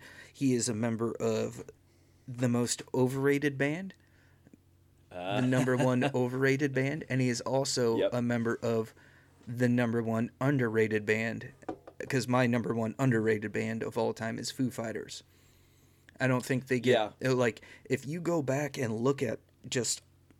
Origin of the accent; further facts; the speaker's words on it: Northern Illinois, United States; So I grew up in northern Illinois